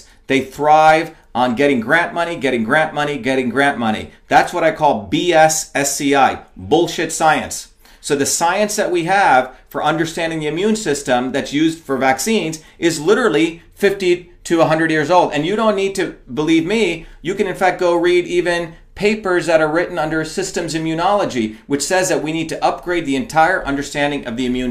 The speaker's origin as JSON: {"language": "English", "country": "India", "tie": "born or raised there", "moved": "yes", "said": "I grew up in India playing in dirt"}